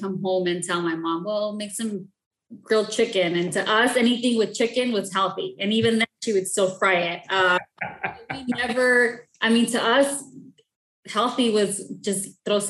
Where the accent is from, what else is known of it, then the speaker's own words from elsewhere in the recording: El Monte, California, United States; I grew up in the city of El Monte